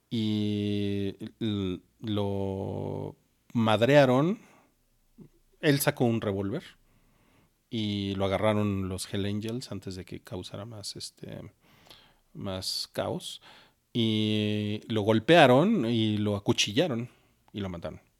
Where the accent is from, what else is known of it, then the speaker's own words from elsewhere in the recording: Mexico; Y para nosotros como mexicanos lo heredamos, lo traemos de sangre.